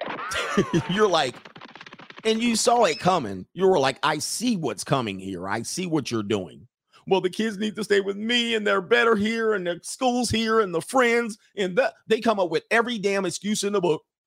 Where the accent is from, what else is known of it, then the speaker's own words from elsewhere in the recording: California, United States; I'm from California